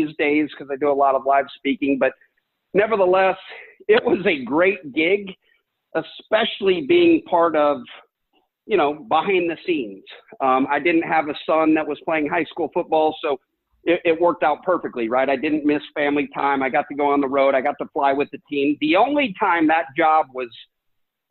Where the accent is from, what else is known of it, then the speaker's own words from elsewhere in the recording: Omaha, Nebraska, United States; moved away; I got to experience that second one in my hometown